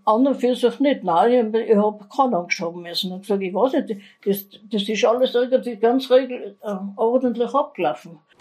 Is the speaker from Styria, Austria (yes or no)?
no; Innsbruck, Tyrol, Austria; also born or lived in Gries im Sellrain; ich bin in Wilden aufgewachsen, in der Heimangassen 1